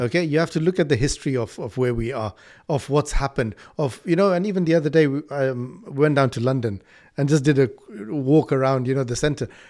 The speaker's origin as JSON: {"language": "English", "country": "Malawi", "tie": "born or raised there", "moved": "yes", "lives_now": "United Kingdom", "said": "I was born in Malawi, but I'm here, and I, I completely take this as my country. I live here."}